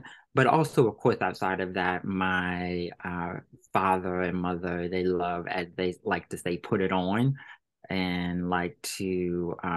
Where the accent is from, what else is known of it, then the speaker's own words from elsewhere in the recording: Virginia, United States; moved away; we're both 757